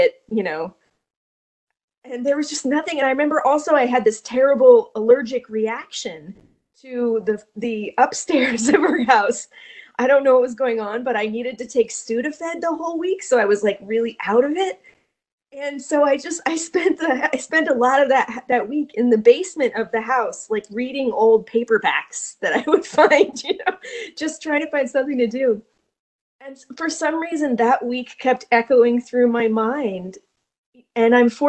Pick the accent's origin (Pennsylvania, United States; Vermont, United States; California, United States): Vermont, United States; I grew up in Vermont